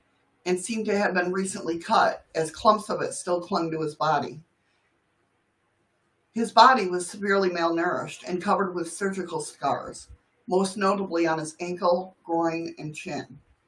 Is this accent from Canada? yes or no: yes; Canada; I'm Canadian. We're always sorry.